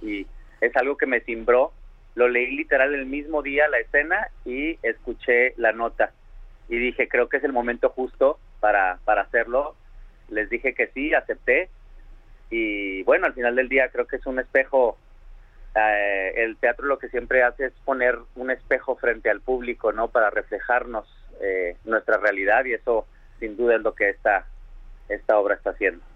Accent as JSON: {"language": "Spanish", "town": "Monterrey", "region": "Nuevo León", "country": "Mexico", "tie": "born or raised there", "moved": "yes", "lives_now": "New York, United States", "said": "regresar a mi a mi casa que me vio nacer, regresar a, México, a Monterrey"}